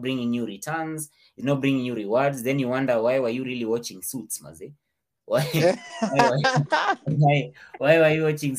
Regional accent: Kenya; I was born in Kenya.

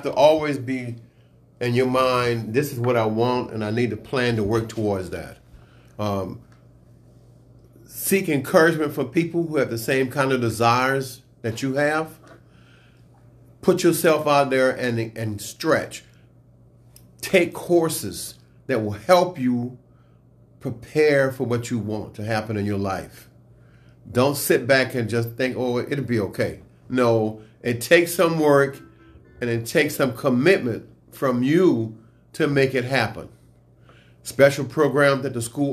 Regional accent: New Orleans, Louisiana, United States; moved away as an adult; also born or lived in Pine Bluff, Arkansas; I was born in New Orleans, Louisiana, and I was part of the Upward Bound program that was housed at Dillard University

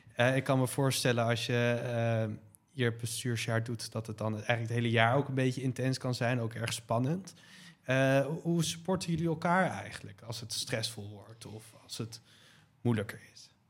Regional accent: Leiden, South Holland, Netherlands; ik kom zelf ook uit Leiden

